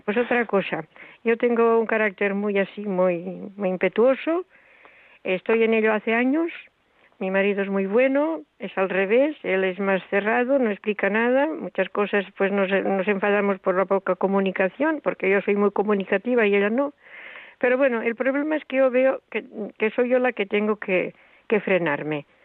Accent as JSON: {"language": "Spanish", "area": "a village in Tarragona", "region": "Catalonia", "country": "Spain", "said": "soy de un pueblo de Tarragona"}